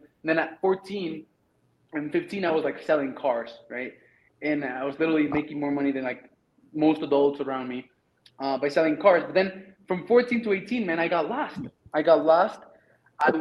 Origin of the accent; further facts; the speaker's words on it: Mexico; English is a second language; moved away as an adult; I'm from Mexico